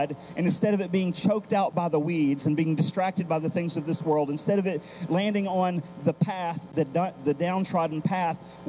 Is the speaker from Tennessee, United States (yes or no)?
yes; Tennessee, United States; before we think of ourselves as American citizens, before we think of ourselves as Tennesseans